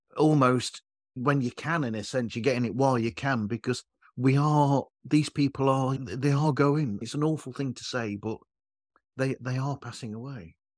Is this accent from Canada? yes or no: no; United Kingdom; I'm British